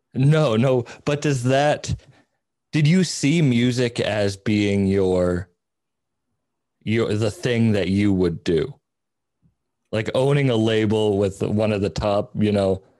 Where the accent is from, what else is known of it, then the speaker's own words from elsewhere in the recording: Cape Cod, Massachusetts, United States; moved away; I grew up on Cape Cod